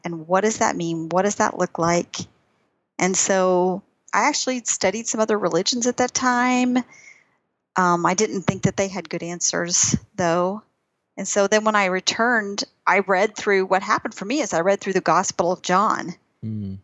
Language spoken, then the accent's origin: English; Texas, United States; moved away as an adult; also born or lived in Albuquerque, New Mexico; I grew up in Texas